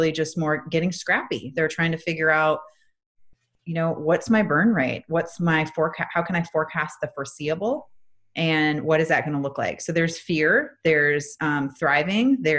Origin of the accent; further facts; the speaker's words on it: Minnesota, United States; now in Atlanta, United States; I'm originally from Minnesota. I live in Atlanta, Georgia.